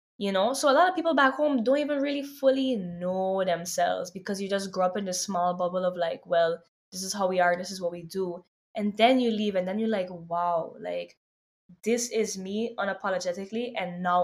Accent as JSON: {"language": "English", "country": "Sint Maarten", "tie": "born or raised there", "also_born_or_lived": "New York, United States", "moved": "yes", "lives_now": "Los Angeles, United States", "said": "growing up on St. Martin"}